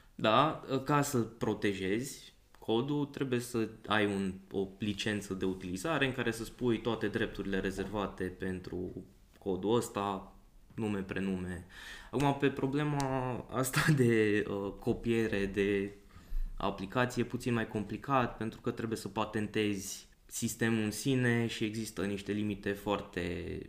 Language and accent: Romanian; Brașov, Brașov County, Romania; now in Cluj-Napoca, Romania; sunt din Brașov